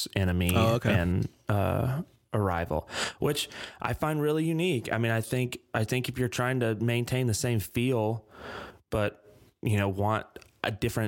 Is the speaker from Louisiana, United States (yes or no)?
yes; Vivian, Louisiana, United States; my hometown, Vivian, Louisiana